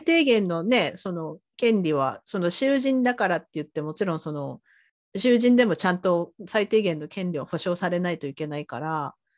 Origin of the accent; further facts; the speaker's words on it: Sasebo, Nagasaki, Japan; moved away as an adult; now in Canada; 私あの佐世保出身だから